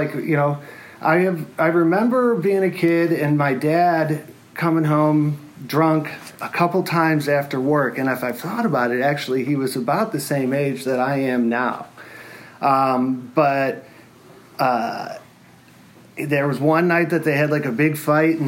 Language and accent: English; Detroit area, Michigan, United States; I was born in Detroit, and I grew up in a little community outside of there